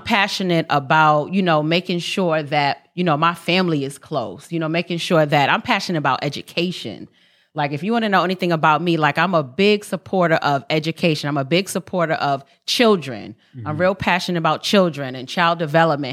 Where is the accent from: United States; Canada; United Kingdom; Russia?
United States; New York City, New York; moved away; also born or lived in California; I'm born and raised in Harlem, New York, 140th in Lenox